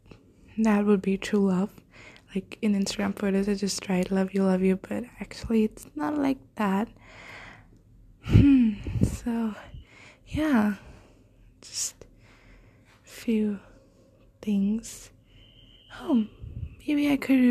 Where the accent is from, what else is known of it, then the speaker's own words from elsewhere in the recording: India; I'm an Indian girl, and I want to stay in India for my undergraduate course